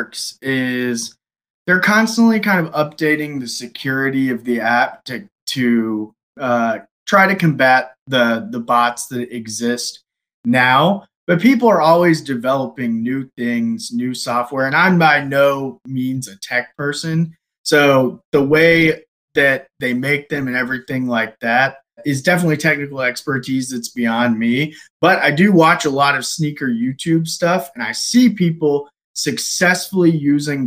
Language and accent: English; Louisiana, United States; I'm from Louisiana